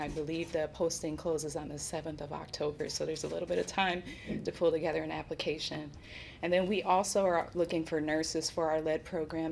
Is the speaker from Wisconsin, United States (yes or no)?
yes; Milwaukee, Wisconsin, United States; moved away; come home to serve my hometown